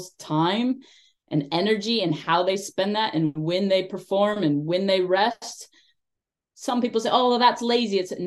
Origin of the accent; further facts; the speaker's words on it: United States; moved away; I'm an American working with Afghanistan. I know that growing up in my country